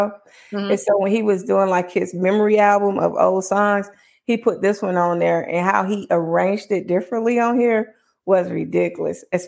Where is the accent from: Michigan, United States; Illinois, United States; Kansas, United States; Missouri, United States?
Illinois, United States; Chicago; I'm from Chicago